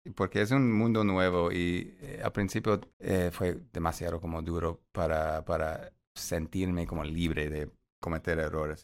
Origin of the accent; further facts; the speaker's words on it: Chicago, Illinois, United States; Spanish is a second language; moved away; sí soy grande, de Chicago